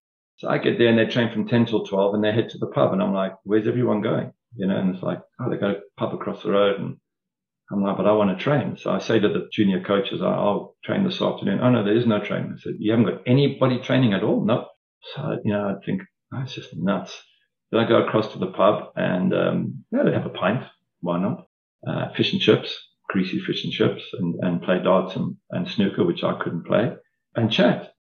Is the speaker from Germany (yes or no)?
no; South Africa; accent: South African; And I think over the years, my accent started to sort of become more Mancunian and less South African. So I did start to morph a little bit.